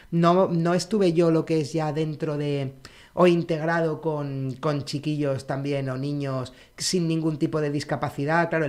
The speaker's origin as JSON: {"language": "Spanish", "town": "Santa Cruz de Tenerife", "region": "Canary Islands", "country": "Spain", "said": "yo eh, soy canario, soy nacido en Santa Cruz de Tenerife."}